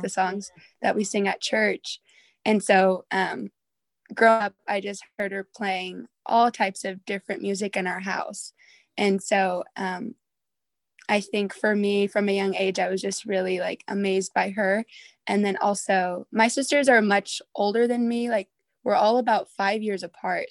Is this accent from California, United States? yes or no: yes; Southern California, United States; moved away as an adult; I'm from Southern California, but currently I'm going to Bible college in Northern California